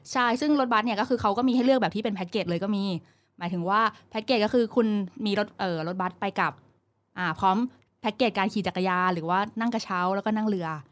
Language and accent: Thai; Thailand; เราเป็นคนไทย